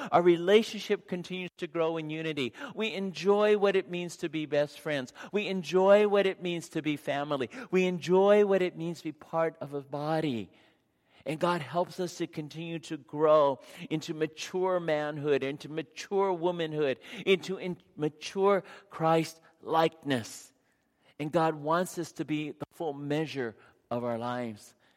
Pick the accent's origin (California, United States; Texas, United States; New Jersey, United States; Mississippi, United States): California, United States; San Diego; I grew up in San Diego